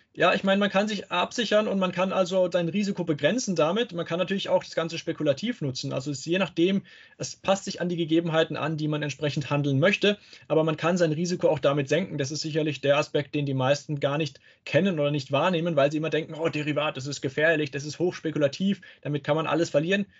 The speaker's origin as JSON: {"language": "German", "town": "Karlsruhe", "region": "Baden-Württemberg", "country": "Germany", "said": "Aus Karlsruhe"}